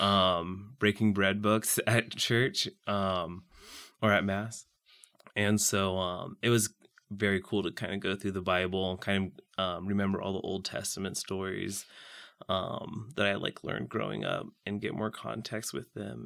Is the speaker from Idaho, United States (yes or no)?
no; Saint Joseph, Missouri, United States; I'm from Saint Joseph, Missouri, which is just north of here, about an hour